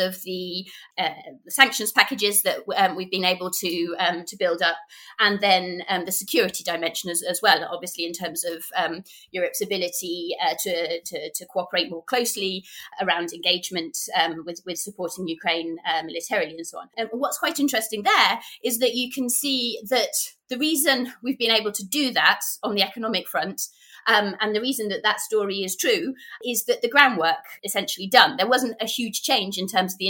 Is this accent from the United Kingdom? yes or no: yes; United Kingdom; being British